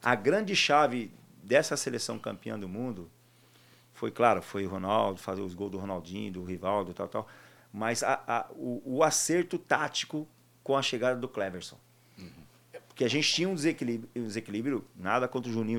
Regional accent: Taquaritinga, São Paulo, Brazil; moved away; also born or lived in Jaú / Barcelona; natural de Taquaritinga

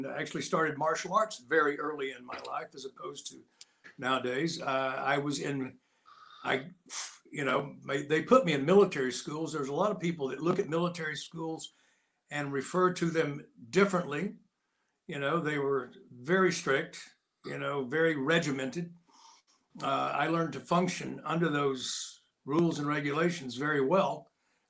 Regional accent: United States; I was born in a log cabin, so yeah, I was, and in the mountains, and I grew up there

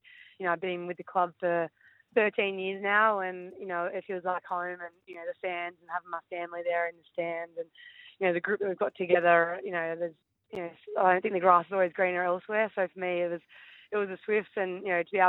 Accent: Penrith, New South Wales, Australia; I grew up in Penrith

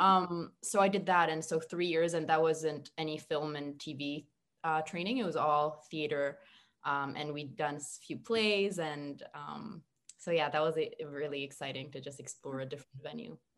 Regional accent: Montreal, Quebec, Canada; now in Toronto, Canada; I'm from Montreal originally

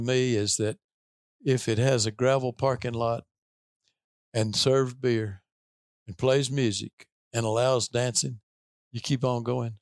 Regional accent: Tennessee, United States; I grew up in Tennessee in a, in a fairly rural part of the state

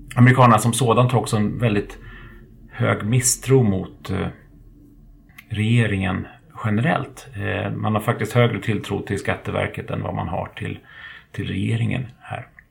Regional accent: Sweden

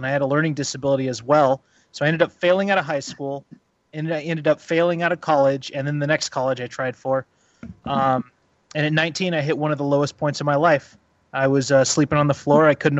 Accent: California, United States; I grew up in Humboldt County, which is in Northern California, and I had what a lot of people would consider a tumultuous childhood.

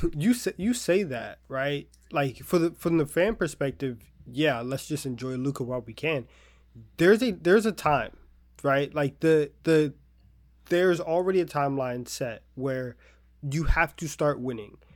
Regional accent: Texas, United States; we're from Texas, and, like, that's, that's a different level of Southern

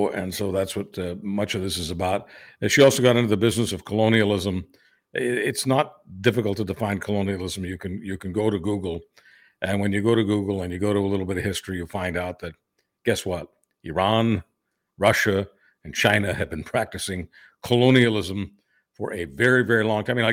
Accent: Canada; I, I as a Canadian, I'm always embarrassed about some of the stuff that is in our

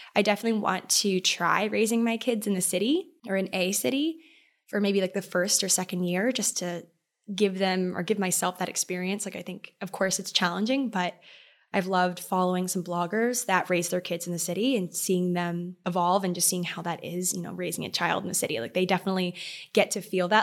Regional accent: Maryland, United States; moved away; I love the nautical vibe of Maryland. I love my hometown

